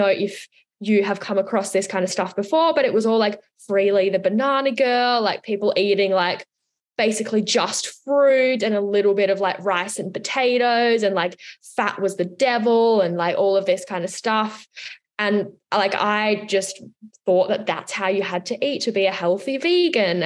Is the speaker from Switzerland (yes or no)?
yes; Switzerland; now in Australia; I'm from Switzerland